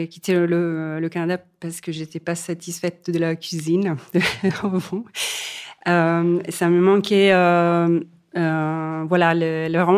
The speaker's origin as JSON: {"language": "French", "country": "Italy", "moved": "as an adult", "said": "je suis partie de l'Italie euh, assez tôt, après mes études et en expérience aussi au CNRS de Venise, parce que j'avais envie aussi de découvrir le monde. Et au fur et à mesure que les années passent, ça me donne de plus en plus envie de revenir dans mon pays d'origine"}